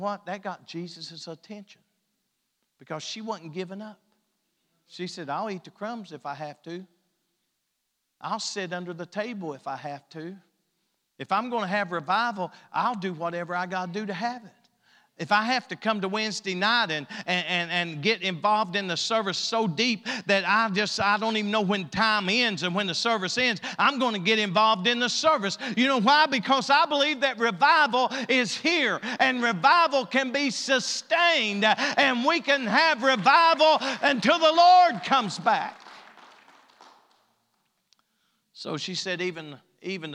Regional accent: East Kentucky, United States; we're as far east as you can get without being in West Virginia or Virginia.

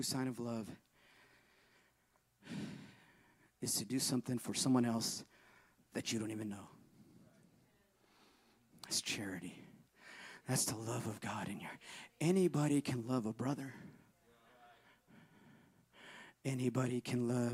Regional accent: Northern California, United States; moved away; I'm from NorCal

